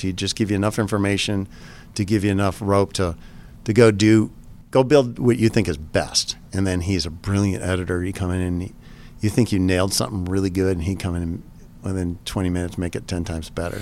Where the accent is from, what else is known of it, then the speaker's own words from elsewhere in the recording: Michigan, United States; I grew up in Michigan